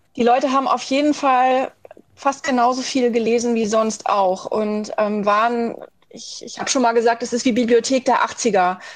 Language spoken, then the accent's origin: German; Schleswig-Holstein, Germany; Ich bin in Schleswig-Holstein groß geworden